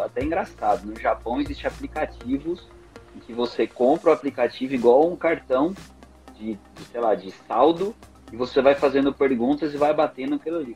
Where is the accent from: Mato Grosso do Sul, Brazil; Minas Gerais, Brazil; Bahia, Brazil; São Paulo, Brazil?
Mato Grosso do Sul, Brazil; eu sou do Mato Grosso do Sul